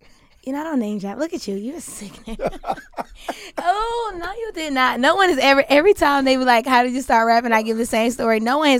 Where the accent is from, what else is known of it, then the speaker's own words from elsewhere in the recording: Atlanta, Georgia, United States; I'm from Atlanta. Southside, Riverdale, stand up.